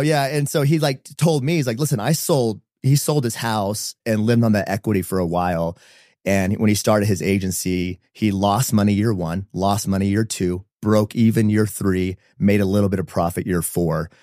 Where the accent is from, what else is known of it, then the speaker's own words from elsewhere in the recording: San Diego, California, United States; moved away as an adult; now in Utah, United States; born and raised in San Diego, um, middle child of five kids